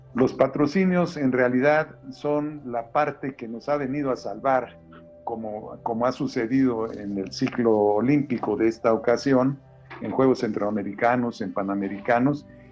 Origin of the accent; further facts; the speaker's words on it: Xalapa, Veracruz, Mexico; now in Mexico City, Mexico; yo soy originario de la Ciudad de México, pero de muy pequeño salí a, Veracruz